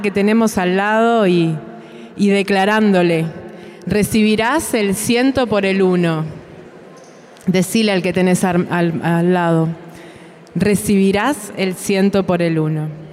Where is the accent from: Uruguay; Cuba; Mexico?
Uruguay; vengo de Uruguay